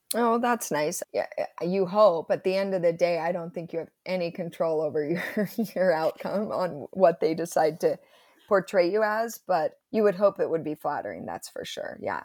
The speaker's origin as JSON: {"language": "English", "town": "Provo", "region": "Utah", "country": "United States", "tie": "born or raised there", "said": "I grew up in Provo. went to Timview High School, total Provo girl"}